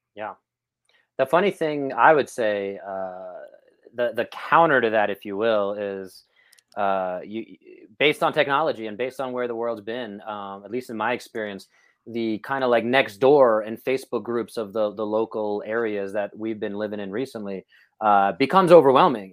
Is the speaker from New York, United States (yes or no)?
yes; New York, United States; moved away; as a New Yorker